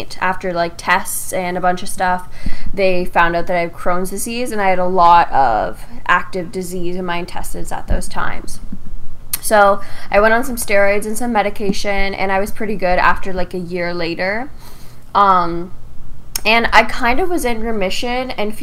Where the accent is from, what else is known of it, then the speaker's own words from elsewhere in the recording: Windsor, Ontario, Canada; I am from Windsor, Ontario, like you are. I live with my two parents